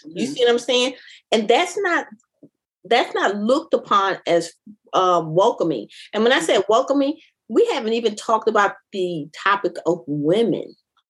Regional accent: Philadelphia, Pennsylvania, United States; I'm born and raised in North Philly, 13th Street.

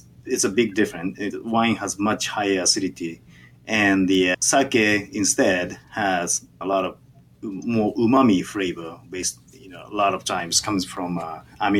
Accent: Kanagawa, Japan; first language Japanese; English is a second language; moved away; I'm from Kanagawa Prefecture, next to Tokyo, Yokohama, and the Kamakura is in Kanagawa Prefecture.

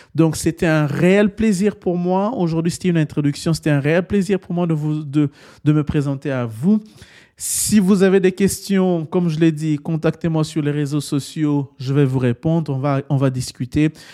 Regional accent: DR Congo; Je suis originaire de République démocratique du Congo

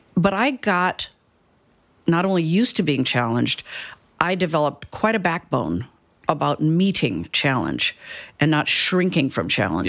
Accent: Cedar Falls, Iowa, United States; moved away as an adult; also born or lived in Chicago; now in Houston, United States; I'm from Cedar Falls, Iowa

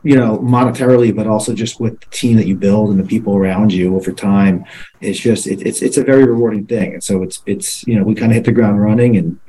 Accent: Plantation, Florida, United States; moved away as an adult; also born or lived in New York; I grew up in South Florida, so born and raised down here. I grew up in Plantation, which is a suburb of Fort Lauderdale.

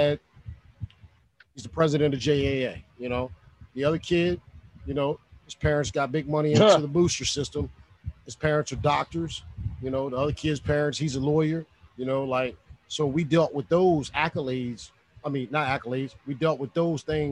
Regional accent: Alexandria, Virginia, United States; moved away; also born or lived in Winchester, Virginia; my hometown, Alexandria

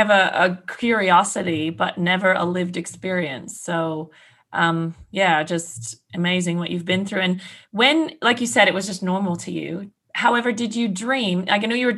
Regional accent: Canada; I'm Canadian

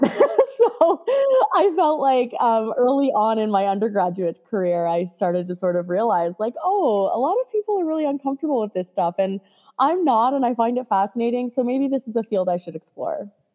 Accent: Canada; I grew up in Canada

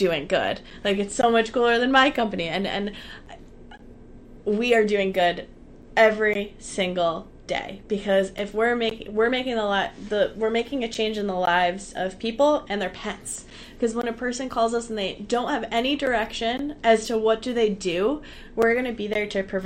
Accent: Connecticut, United States; I'm from Connecticut. I grew up in Connecticut.

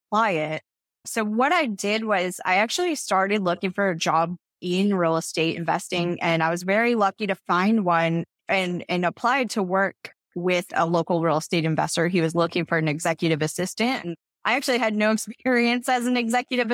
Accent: Toledo, Ohio, United States; I'm originally from Toledo, Ohio, so I'm definitely a Midwest girl at heart

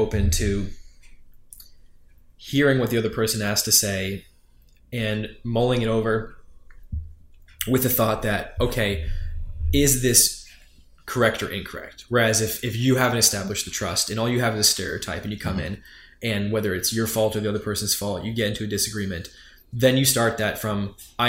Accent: New York, United States; I am from New York

